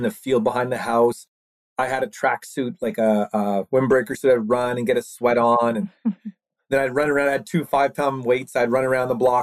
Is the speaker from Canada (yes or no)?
yes; East Coast, Atlantic Canada, Canada; We're from the East Coast, Canada